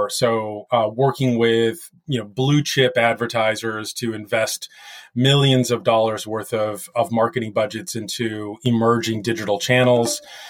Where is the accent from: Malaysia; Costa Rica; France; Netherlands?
France; born there; I was actually born in France to an American father who was with the U.S. Air Force way back in the day in the late 60s, who married a lovely French lady.